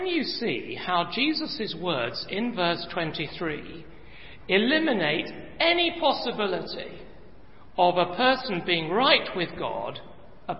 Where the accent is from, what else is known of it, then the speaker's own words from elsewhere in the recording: England, United Kingdom; I come from England